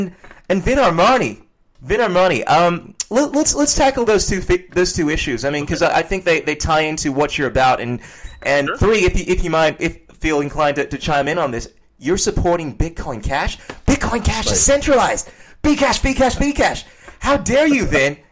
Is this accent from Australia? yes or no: no; Ghana; I come from Ghana, West Africa